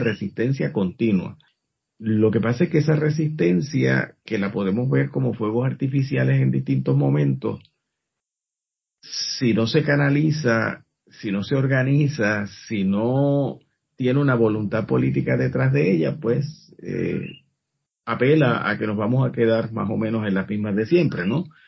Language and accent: Spanish; Puerto Rico